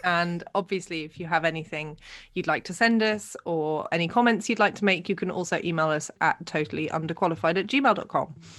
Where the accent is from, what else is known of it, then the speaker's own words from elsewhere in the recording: Netherlands; accent: English; growing up here